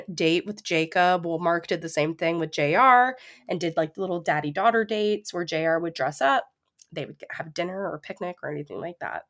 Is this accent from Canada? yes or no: yes; Ontario, Canada; we actually, growing up in Ontario, know a lot of people that we went to high school